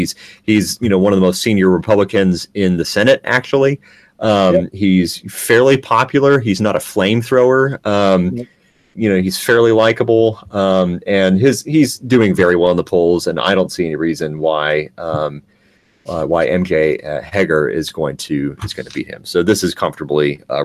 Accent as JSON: {"language": "English", "region": "Texas", "country": "United States", "tie": "born or raised there", "said": "Let's conclude with Texas, my home state."}